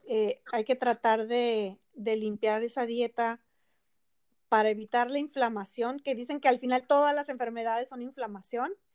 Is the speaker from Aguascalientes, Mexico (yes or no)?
no; Ensenada, Baja California, Mexico; now in Chula Vista, United States; yo soy de Ensenada, originaria, y mi esposo también, y vivimos aquí en Chulavista